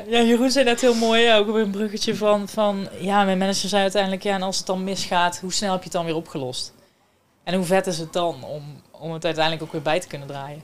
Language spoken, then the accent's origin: Dutch; Someren, North Brabant, Netherlands; moved away as an adult; now in Eindhoven, Netherlands; Ik kom eh, officieel uit Zomeren.